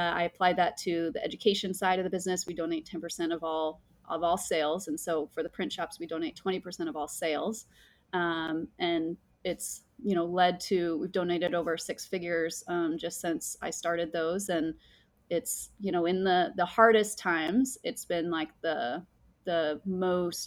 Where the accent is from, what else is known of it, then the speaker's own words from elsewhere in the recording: Mammoth Lakes, California, United States; I grew up in Mammoth Lakes, California, which is a beautiful high Sierra mountain